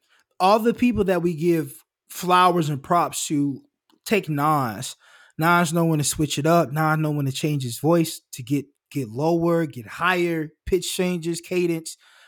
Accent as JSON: {"language": "English", "region": "Kentucky", "country": "United States", "said": "I'm just a Jewish kid. I'm from Kentucky."}